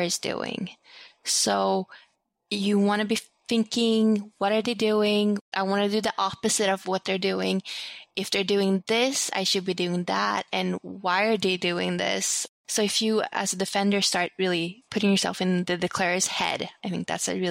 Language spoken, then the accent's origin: English; Sweden; moved away; growing up in Sweden